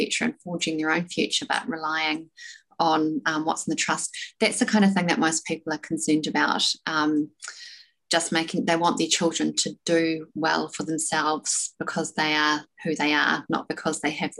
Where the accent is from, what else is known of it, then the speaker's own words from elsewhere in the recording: South Island, New Zealand; I'm from the South Island, small town, never really been overseas, or hadn't been overseas